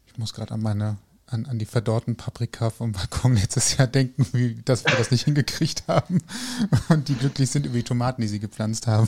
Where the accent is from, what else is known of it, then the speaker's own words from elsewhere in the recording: North Rhine-Westphalia, Germany; also born or lived in Cologne; ich bin Rheinländer